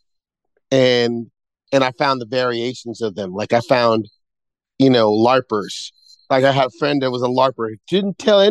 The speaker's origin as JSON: {"language": "English", "town": "New York City", "region": "New York", "country": "United States", "said": "I'm from Brooklyn"}